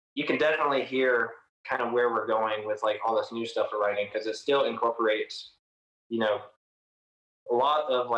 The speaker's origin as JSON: {"language": "English", "town": "Lebanon", "region": "Tennessee", "country": "United States", "said": "I am from around Nashville. I'm actually from Lebanon, which is about 30 minutes out."}